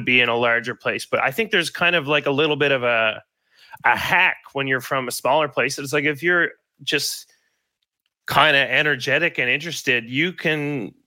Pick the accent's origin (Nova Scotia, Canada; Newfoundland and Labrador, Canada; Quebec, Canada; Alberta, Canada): Newfoundland and Labrador, Canada; Gander; I grew up in Gander